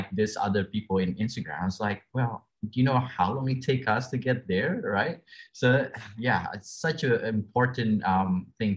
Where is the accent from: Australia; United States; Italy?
Australia; I'm from Australia myself